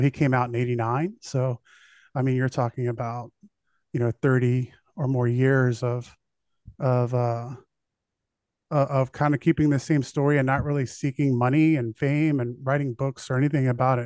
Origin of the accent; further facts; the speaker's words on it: United States; being an American